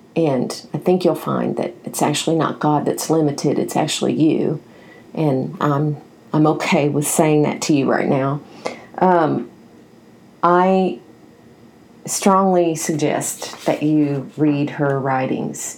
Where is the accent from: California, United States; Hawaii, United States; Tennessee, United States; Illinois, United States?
Tennessee, United States; Nashville; I grew up in Nashville, Tennessee, where this particular denomination is huge there, huge